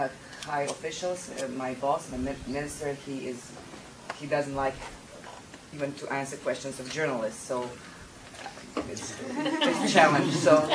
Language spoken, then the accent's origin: English; Croatia; moved away; hopefully I'll be able to implement it back home in Croatia